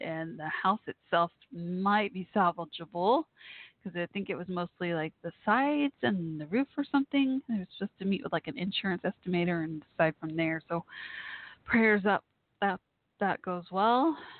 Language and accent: English; Texas, United States; my home state here of Texas